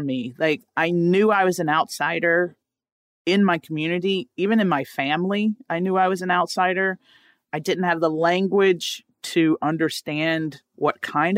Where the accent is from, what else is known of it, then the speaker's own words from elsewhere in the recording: rural Louisiana, United States; I grew up in Louisiana, rural Louisiana, not New Orleans or anything like